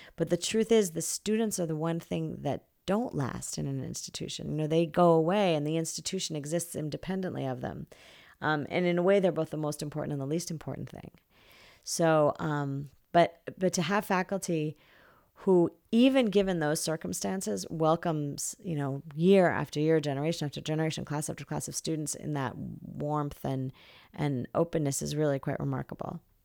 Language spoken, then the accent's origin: English; New Jersey, United States; moved away as an adult; now in California, United States; from New Jersey, where I grew up